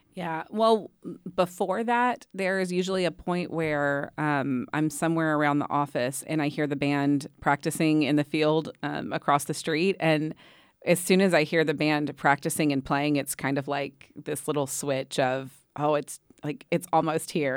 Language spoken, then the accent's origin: English; Waco, Texas, United States; I grew up in Waco